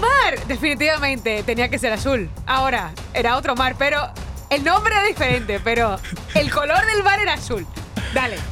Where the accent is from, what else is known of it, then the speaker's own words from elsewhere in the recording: Dominican Republic; porque soy de República Dominicana